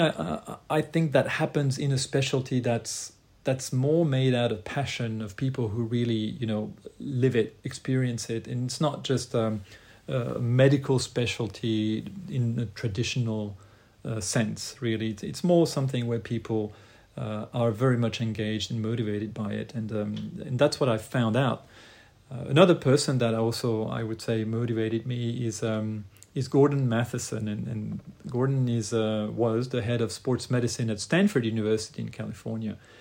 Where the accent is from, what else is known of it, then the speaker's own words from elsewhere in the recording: Lausanne, Vaud, Switzerland; also born or lived in Croatia; I was trained in Lausanne, Switzerland initially. That's where I'm from, where I was born, but originally I'm from Croatia